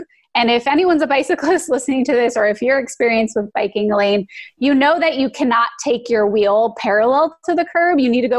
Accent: Phoenix, Arizona, United States; moved away as an adult; also born or lived in Los Angeles; I hated growing up in Phoenix

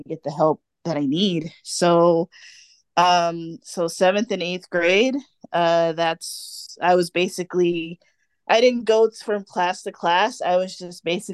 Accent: Fontana, California, United States; I was born in Fontana, California

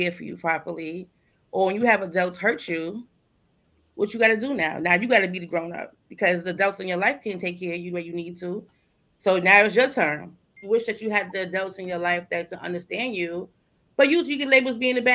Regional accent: United States; I'm from Sumner Projects

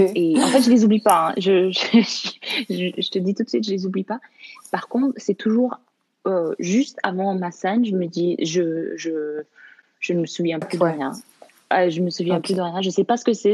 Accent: Canada; also born or lived in Morocco; Je, je, suis née au Maroc, j'ai grandi au Canada

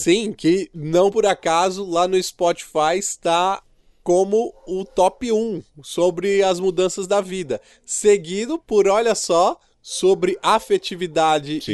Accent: Santo André, São Paulo, Brazil; also born or lived in Sapopemba, São Paulo; São Bernardo do Campo e Minha Terra Santo André

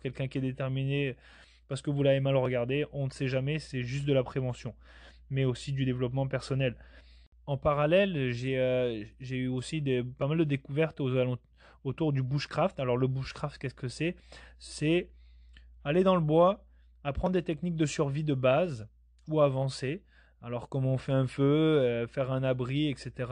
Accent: Basque Country, Nouvelle-Aquitaine, France; je viens de la France, du sud-ouest de la France au Pays Basque

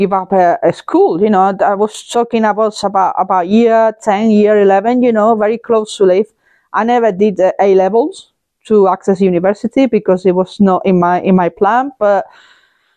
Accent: Spain; moved away; fly to my home country, which is Spain. That'll be happening next week. And enjoy the sunshine. It's gonna be quite hot there, I imagine. And it would be a shock to the system, but be able to have some, be able to connect with my motherland, with the place that saw me grow up

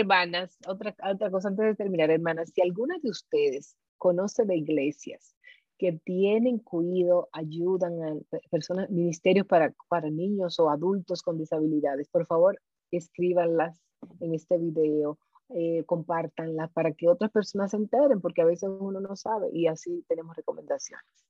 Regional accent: Dominican Republic

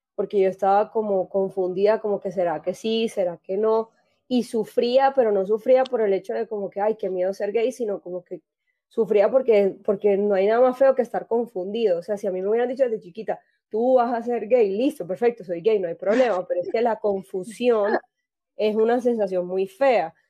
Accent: Barranquilla, Atlántico, Colombia; now in Medellín, Colombia; yo soy naturalmente de Barranquilla, pero vivo en Medellín

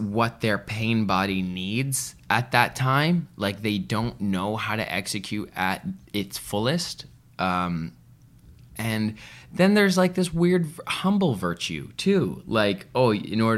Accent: Vancouver, British Columbia, Canada; I'm from Vancouver.

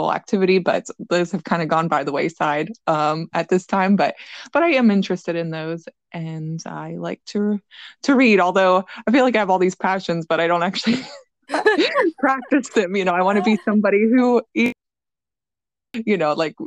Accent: southwestern Pennsylvania, United States; moved away as an adult; now in Weston, United States; I grew up in Pennsylvania, southwestern Pennsylvania, on a dairy farm

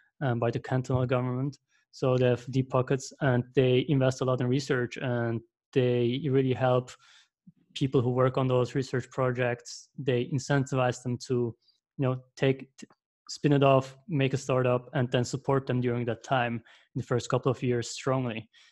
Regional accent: Zurich, Switzerland; if you ask the German-speaking Swiss, which I am, I'm from Zurich

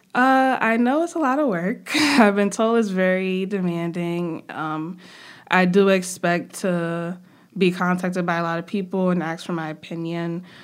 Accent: New York City, New York, United States; also born or lived in Trinidad and Tobago; I am from Brooklyn, from New York

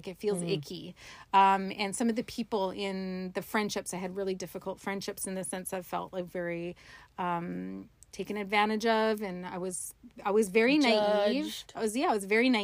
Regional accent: Dawson Creek, British Columbia, Canada; born or raised there; moved away

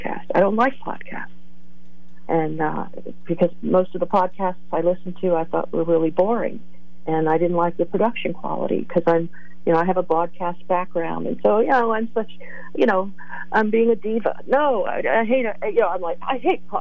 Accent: Northumberland, Pennsylvania, United States; moved away as an adult; also born or lived in Virginia / Lewisburg, Pennsylvania / State College, Pennsylvania; now in West Coast, United States; I grew up in Northumberland, Pennsylvania. I was a born and raised a pine knotter

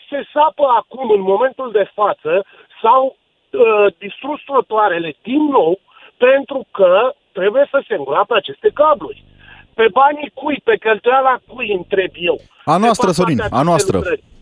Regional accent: Bucharest, Romania; sunt un cetățean din București, am o mică firmă

